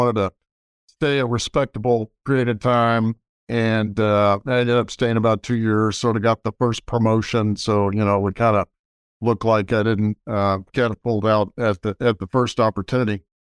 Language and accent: English; Austin, Texas, United States; Well, I grew up in Austin, Texas, for the most part. And I say for the most part because my father was in the Army. So we ended up moving around all the time, lived in Army bases all over the country.